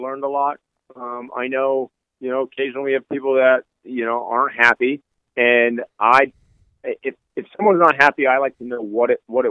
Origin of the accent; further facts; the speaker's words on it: Northeast, United States; I'm from the Northeast